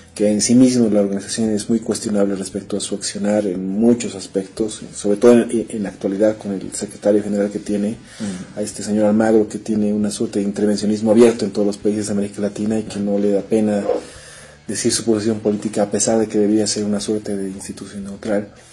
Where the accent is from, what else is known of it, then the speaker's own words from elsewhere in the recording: Bolivia; nosotros como bolivianos